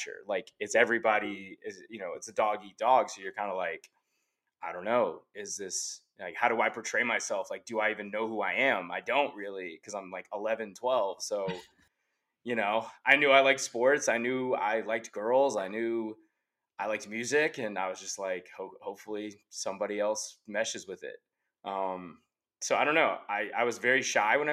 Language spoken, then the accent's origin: English; Allen, Texas, United States; also born or lived in Frisco, Texas; I grew up in Allen